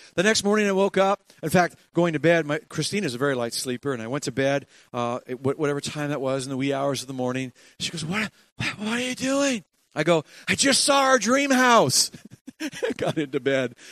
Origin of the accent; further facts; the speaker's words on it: Ontario, Canada; i'm from ontario